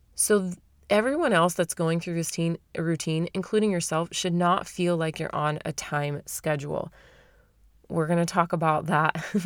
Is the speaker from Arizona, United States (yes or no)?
yes; Arizona, United States; moved away; I'm from Arizona, right? I'm from the valley